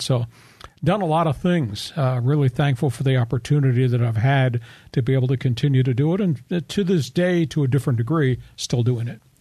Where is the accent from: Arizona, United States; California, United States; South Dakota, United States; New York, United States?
New York, United States; Long Island; moved away as an adult; also born or lived in Ohio / Phoenix; now in San Diego, United States; I grew up on Long Island